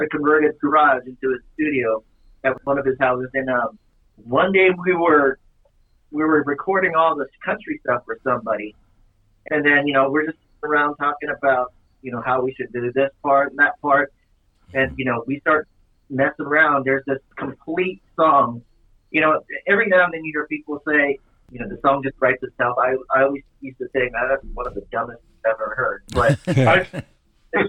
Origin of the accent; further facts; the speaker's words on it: Hawaii, United States; I'm born and raised in Hawaii